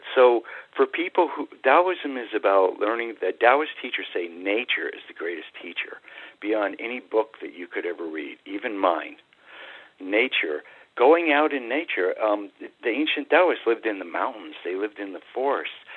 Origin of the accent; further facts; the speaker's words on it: New England, United States; I grew up in New England